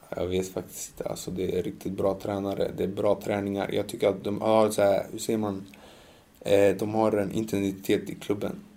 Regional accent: Sweden; jag känner att jag är mer svensk

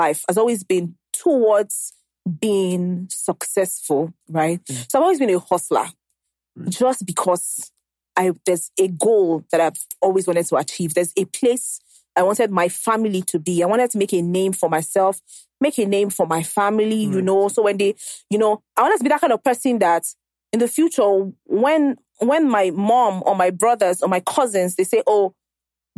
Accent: Lagos, Nigeria; also born or lived in Akwa Ibom; I grew up in Ajegunle

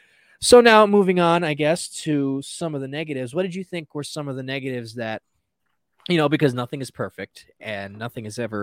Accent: New Jersey, United States; I'm from Jersey

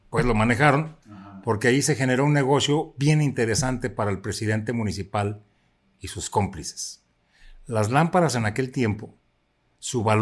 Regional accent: Zapotlanejo, Jalisco, Mexico; ayudó mucho a mi pueblo, ayudó mucho a Zapotlanejo.

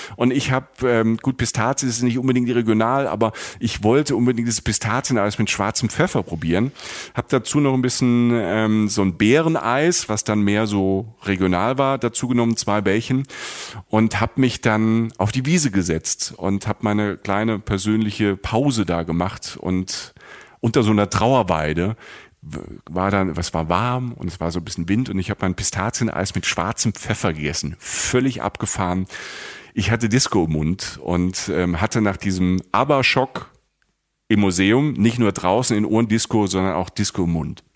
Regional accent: Germany; bei uns in Deutschland

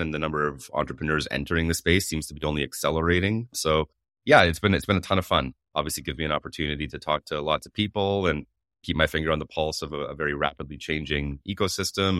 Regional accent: Canada; I'm Canadian

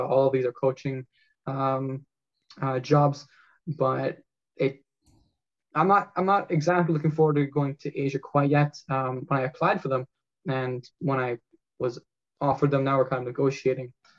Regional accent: Canada; as a Canadian

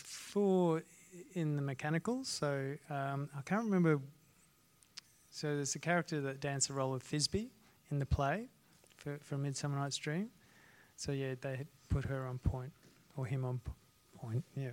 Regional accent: Ayr, Queensland, Australia; I grew up in a small town in North Queensland called Ayr

